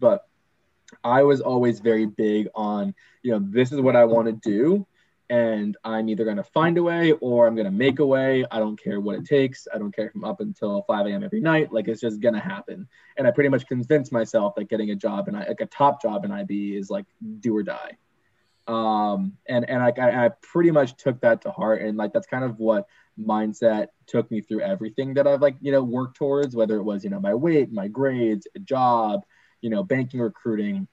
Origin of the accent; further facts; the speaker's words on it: Boston, Massachusetts, United States; moved away; I'm originally from Boston